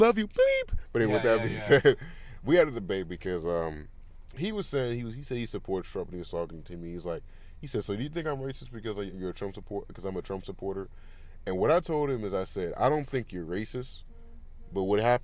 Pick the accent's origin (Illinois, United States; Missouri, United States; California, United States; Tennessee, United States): California, United States; I grew up in California